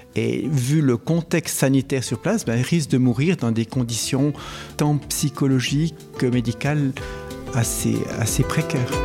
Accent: Switzerland; chez nous en Suisse

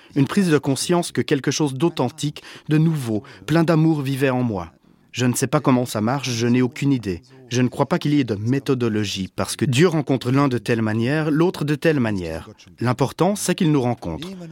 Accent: Germany; je suis allemand

